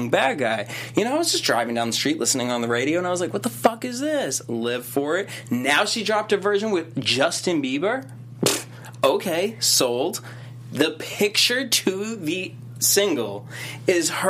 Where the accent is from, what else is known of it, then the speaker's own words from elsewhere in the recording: Boston, Massachusetts, United States; I'm from Boston. … that's just what I do.